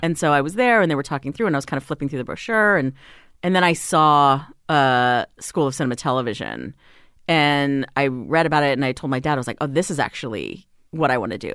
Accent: Hawaii, United States; moved away as an adult; also born or lived in Las Vegas, Nevada; now in Los Angeles, United States; I was born in Vegas. We lived there for, you know, a number of years. Then my family moved to Hawaii 'cause my dad got another job.

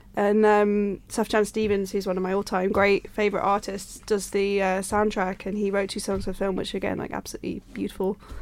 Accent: Yorkshire and the Humber, United Kingdom; I'm from Yorkshire

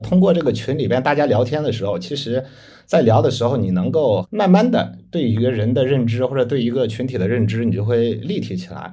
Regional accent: Zhengzhou, Henan, China; moved away as an adult; now in Shanghai, China; 我家乡是在河南郑州，然后也是在那边上了大学

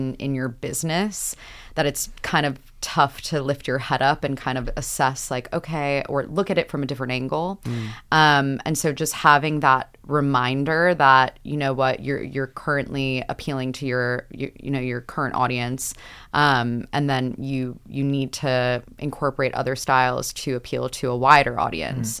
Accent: United States; moved away as an adult; now in United Kingdom; I'm from America

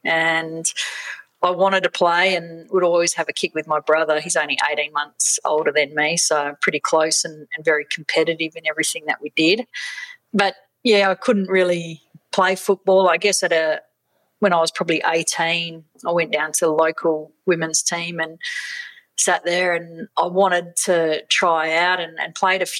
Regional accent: Western Australia, Australia; born or raised there; also born or lived in South Africa

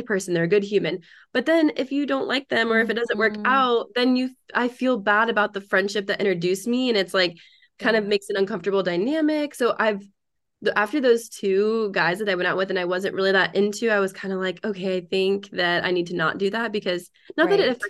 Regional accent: East Coast, United States; moved away as an adult; We're both from the East Coast

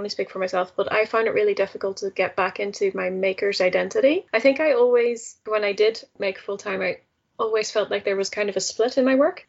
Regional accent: Netherlands; moved away; I grew up in the Netherlands. I'm Dutch originally

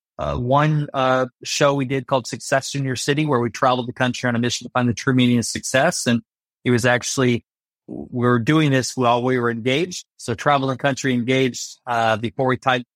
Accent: Iowa, United States; I grew up in Iowa, so a small town, Iowa, 700 people

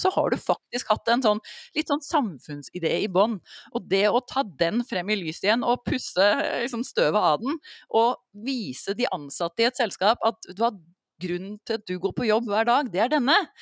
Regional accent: Norway

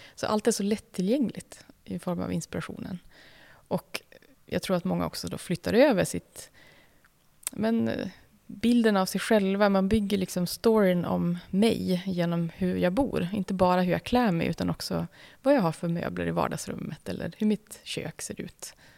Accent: Umeå, Västerbotten County, Sweden; den stan där jag växte upp i, i Umeå

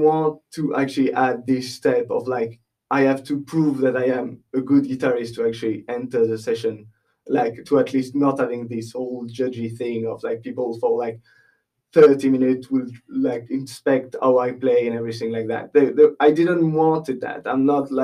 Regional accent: Les Sables d'Olonne, Pays de la Loire, France; English is a second language; moved away as an adult; also born or lived in Nantes; now in Bray, Ireland; I'm from my hometown is Les Sables d'Olonne

